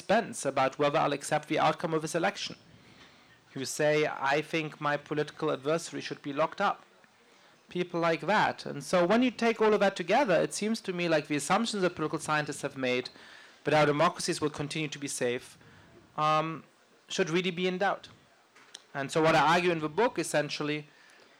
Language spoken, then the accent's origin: English; Germany; now in United States; I grew up in Germany, and that's a country where people laugh once a year at Carnival